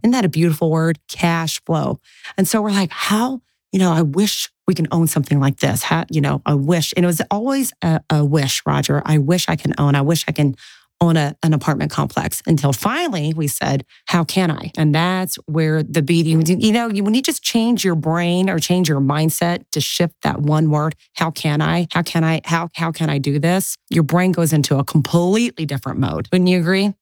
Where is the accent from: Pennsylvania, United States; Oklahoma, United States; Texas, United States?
Oklahoma, United States; Tulsa; first language English; I was born and bred in Tulsa, Oklahoma.